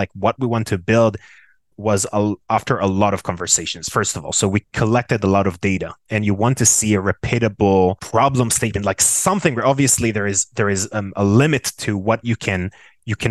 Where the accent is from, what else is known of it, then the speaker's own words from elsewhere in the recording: Tel Aviv, Tel Aviv District, Israel; born and raised in Tel Aviv, Israel